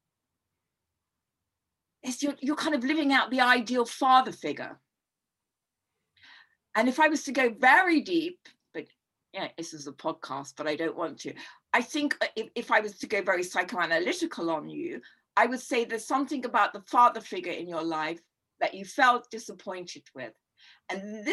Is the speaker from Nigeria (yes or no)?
no; London, United Kingdom; I grew up in Notting Hill Gate